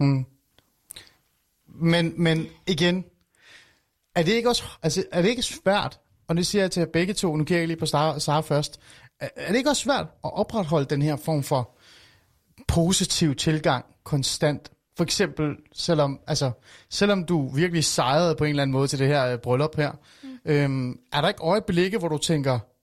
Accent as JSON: {"language": "Danish", "country": "Iran", "moved": "yes", "lives_now": "Denmark", "said": "jeg er fra Iran oprindeligt"}